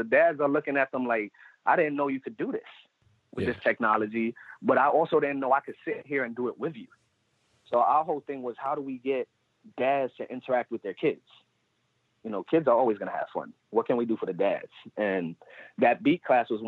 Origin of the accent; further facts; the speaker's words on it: New York City, New York, United States; Puerto Rican, born and raised in the Bronx.